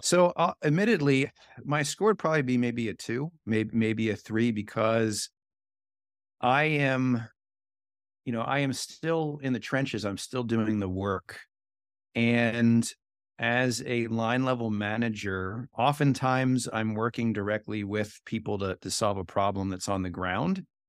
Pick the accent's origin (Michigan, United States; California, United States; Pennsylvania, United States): Pennsylvania, United States; Philadelphia; I'm from Philly